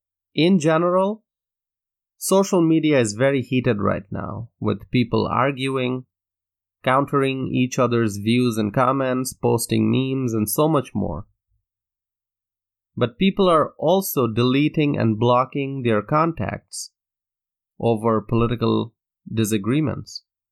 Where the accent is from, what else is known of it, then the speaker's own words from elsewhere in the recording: Wisconsin, United States; In my home state of Wisconsin, for those who do not know, 2016 was the first time in over three decades that a GOP presidential candidate won the state.